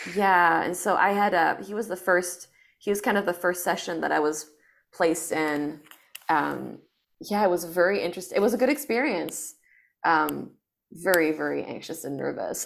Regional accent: France; moved away as an adult; also born or lived in China / United States; now in Los Angeles, United States; I grew up in France

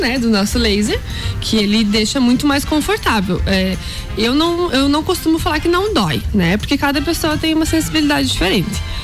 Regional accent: Campos Novos, Santa Catarina, Brazil; moved away as an adult; now in Lages, Brazil; consegui um trabalho na área, na minha cidade natal, que é Campos Novos

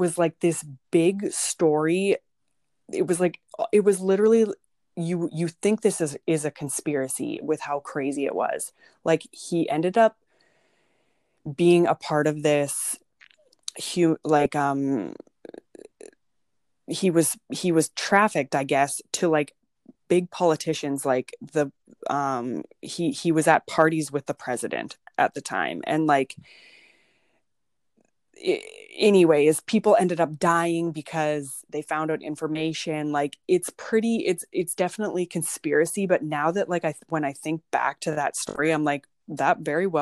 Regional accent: Kindersley, Saskatchewan, Canada; Kindersley, which is my hometown

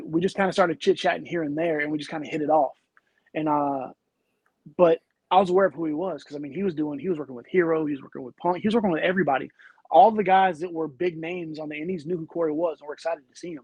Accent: the South, United States; I grew up in the South

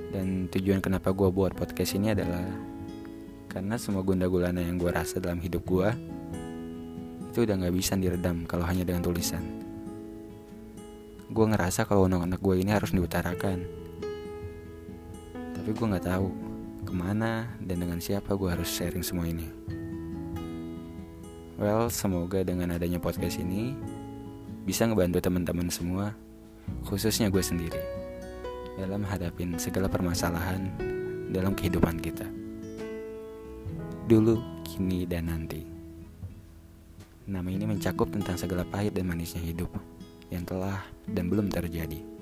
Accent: Tangerang, Banten, Indonesia; asal gue dari Tangerang dan sekarang gue masih jadi mahasiswa di salah satu perguruan tinggi negeri di Jawa Timur.

